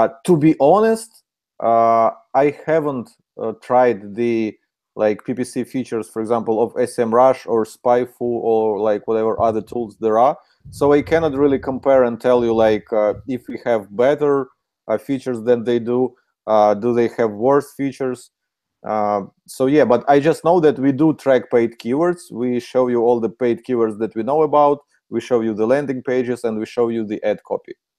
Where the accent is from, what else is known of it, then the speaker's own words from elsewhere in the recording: Ukraine; accent: Ukrainian; English is a second language; This is Ukrainian accent